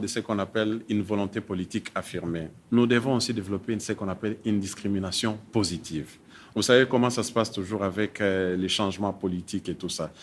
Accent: North Kivu, DR Congo; je suis originaire du Nord Kivu

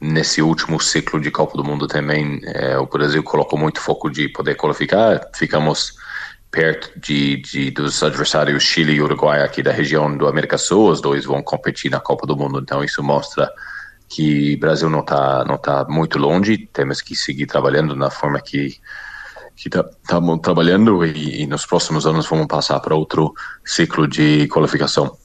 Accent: New Zealand; Portuguese is a second language; now in Brazil; Eu, sendo neozelandês, acredito que preciso apostar no meu país original

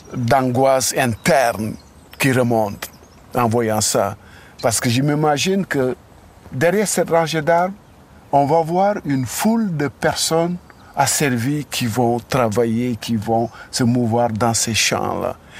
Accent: Senegal; moved away; on a grandi dans le Sénégal colonial

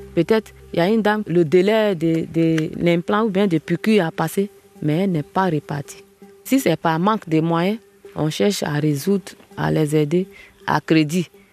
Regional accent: Djulé, near Logoualé, Montagnes, Côte d’Ivoire; moved away as an adult; now in Logoualé, Côte d'Ivoire; Je suis originaire de Djulé, à quelques kilomètres de l'Ouale, sur la route de Yaplé.

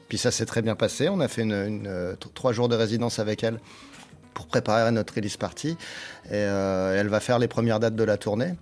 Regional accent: Nancy, Grand Est, France; On vient de Nancy

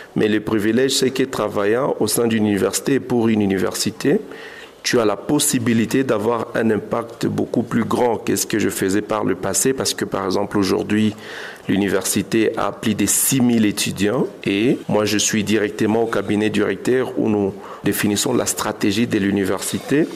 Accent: Goma, North Kivu, DR Congo; Je suis un jeune de Goma, j'ai grandi à Goma

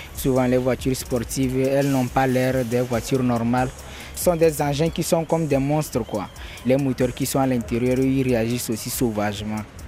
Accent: Kara, Kara Region, Togo; now in Lomé, Togo; J'ai vécu depuis mon enfance à Kara

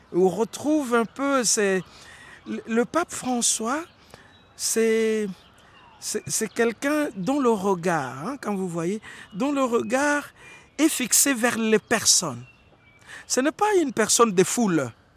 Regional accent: DR Congo; chez nous au Congo

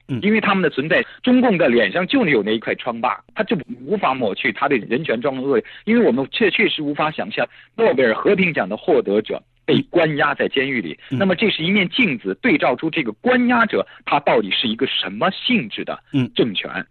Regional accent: China; 我们作为中国人

